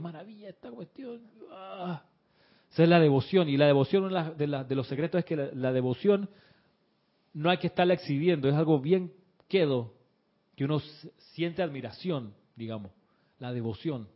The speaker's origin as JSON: {"language": "Spanish", "country": "Chile", "tie": "born or raised there", "said": "el colegio donde yo me crié eh, en Chile"}